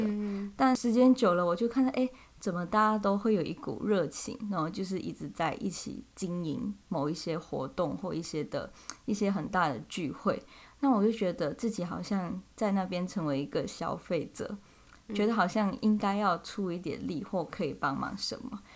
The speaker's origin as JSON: {"language": "Chinese", "country": "Malaysia", "tie": "born or raised there", "moved": "as an adult", "lives_now": "Taiwan", "said": "我是来自马来西亚"}